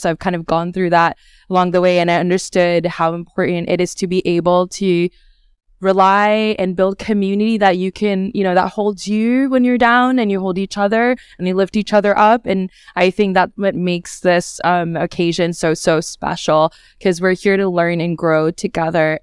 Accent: Australia; also born or lived in Bangladesh / United States; now in Scotland, United Kingdom; I grew up in Australia and I lived in the United States and a few other countries in between

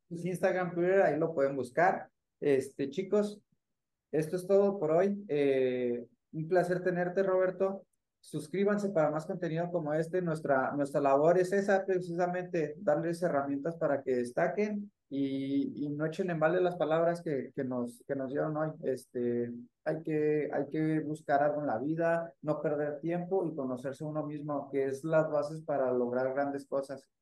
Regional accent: Chihuahua, Mexico; yo como chihuahuense

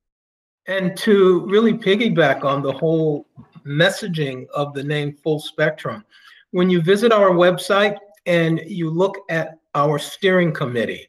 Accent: just outside of Cleveland, Ohio, United States; moved away as an adult; also born or lived in Massachusetts / Washington, D.C.; now in Northern Virginia, United States; I was born and raised in Ohio, just outside of Cleveland

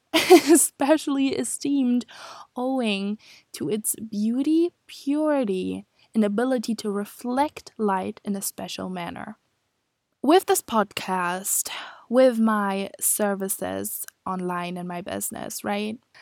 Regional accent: Germany; moved away as an adult; now in Scotland, United Kingdom; I am from Germany, and I am studying abroad in Scotland, in the U K

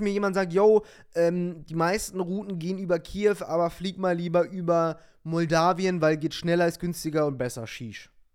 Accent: Lower Saxony, Germany; ich komme ja aus Niedersachsen und nicht weit davon ist Wolfenbüttel

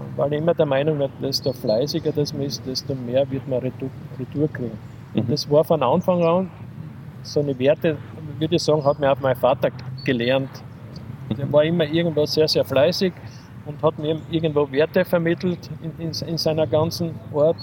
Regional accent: Köflach, Styria, Austria; also born or lived in Linz; habe zuerst als aktiver Fußballer gespielt bei uns in Köflach

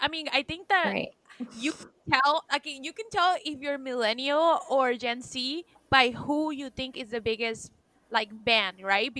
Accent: United States; growing up in the States

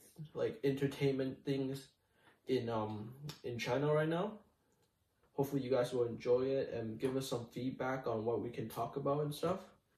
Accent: Canada; I came here at the end of my grade 2 year in elementary school, and I've sort of kind of rediscovered my Eastern side, but I grew up here.

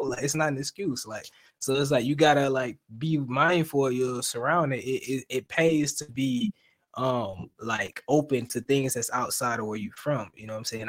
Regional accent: Florida, United States; now in Atlanta, United States; I'm from the South, right? But I'm from Florida, right? So I stay in Georgia now. I stay in Atlanta.

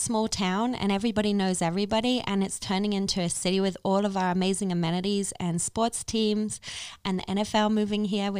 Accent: England, United Kingdom; moved away as an adult; also born or lived in Paris; now in Las Vegas, United States; I'm actually from England originally. So I'm a British transplant to America. And I actually came with an Irish dance show, Spirit of the Dance, in my 20s.

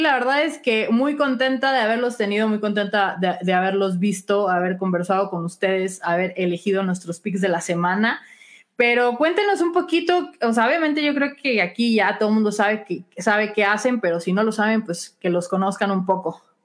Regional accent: Chihuahua, Mexico; mi tierra natal de Chihuahua

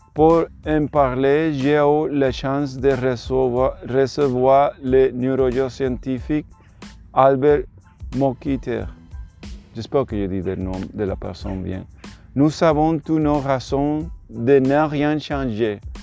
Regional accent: Puerto Rico; French is a second language; je suis de Puerto Rico

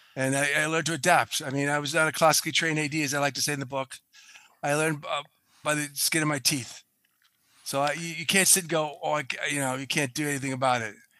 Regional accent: Boston, Massachusetts, United States; I'm from Boston, so I use Patriots

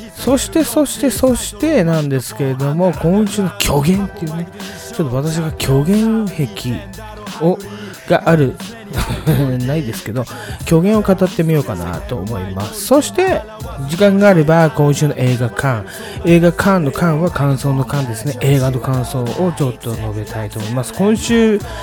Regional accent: Tokyo, Japan; 私東京の人間なんで

